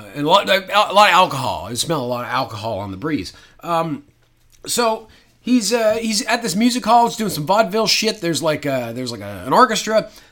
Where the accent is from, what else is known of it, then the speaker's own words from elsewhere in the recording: the Maritimes, Canada; Now, you're listening to two Canadian guys speaking right now. Now, we're from the Maritimes, so we have our own particular accent.